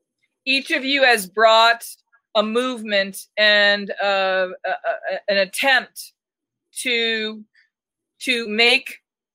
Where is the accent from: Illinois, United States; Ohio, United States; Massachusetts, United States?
Massachusetts, United States; Boston; But again, you know, Michael, I come from Boston